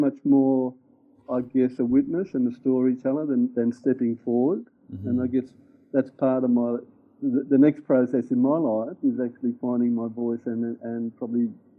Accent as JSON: {"language": "English", "town": "Griffith", "region": "New South Wales", "country": "Australia", "tie": "born there", "said": "I actually moved around a lot, both with my parents and with myself. I was born in Griffith in Australia"}